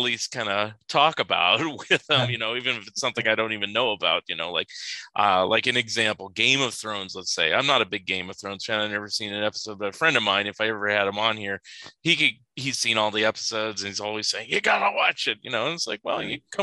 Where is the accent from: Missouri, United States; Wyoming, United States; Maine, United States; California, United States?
California, United States; now in Oregon, United States; I'm total California boy, but I'm in Oregon now